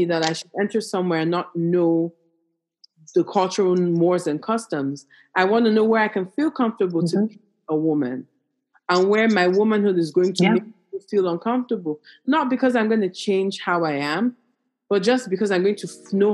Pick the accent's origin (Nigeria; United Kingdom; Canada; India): Nigeria; I'm Nigerian